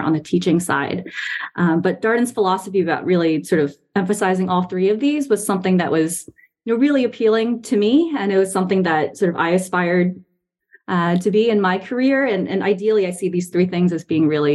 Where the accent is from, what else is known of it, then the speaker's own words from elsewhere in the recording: Taiwan; moved away as an adult; also born or lived in New York, United States / northeast US / Boston, Massachusetts / Bay Area, California; now in Charlottesville, United States; we moved to Taiwan when I was 7, which is where my parents are originally from. It's where they still live now. And I was there until the end of high school before coming back to the U.S. for college